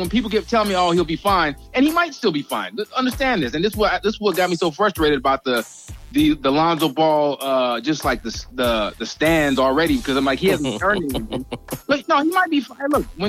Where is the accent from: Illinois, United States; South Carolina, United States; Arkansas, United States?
South Carolina, United States; now in San Diego, United States; I'm not from Cali, man. I'm from the East Coast, actually. Yeah, I was raised in South Carolina.